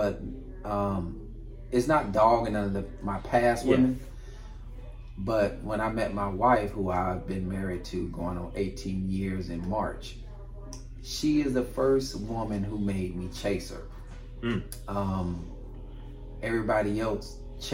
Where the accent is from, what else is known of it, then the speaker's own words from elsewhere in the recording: California, United States; now in Florida, United States; I grew up in between California and Florida. Mm-hmm. I say I grew up in California because that's kind of where I became a man. But for the last 20 years, 20 plus years, I've been in Florida